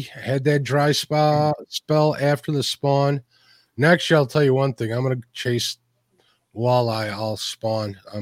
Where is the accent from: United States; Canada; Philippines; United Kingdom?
United States; Chicago, Illinois; I'm from Chicago